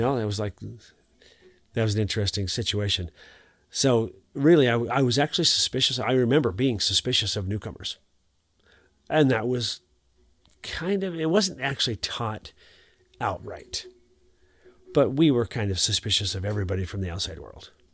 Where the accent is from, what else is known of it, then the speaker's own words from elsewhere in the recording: Montana, United States; I'm from Montana